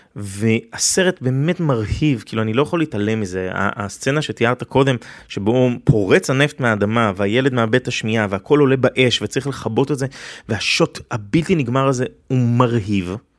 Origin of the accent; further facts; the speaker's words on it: Israel; אני כישראלי יהודי